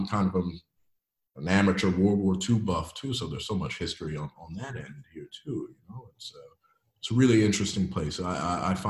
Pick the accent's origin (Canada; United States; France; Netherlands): United States; now in Belgium; we really don't learn a lot about in the States